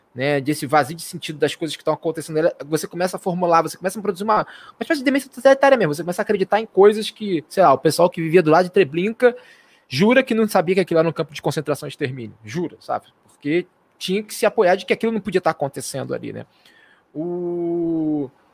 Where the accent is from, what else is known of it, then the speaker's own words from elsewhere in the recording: Marabá, Pará, Brazil; minha terrinha querida Marabala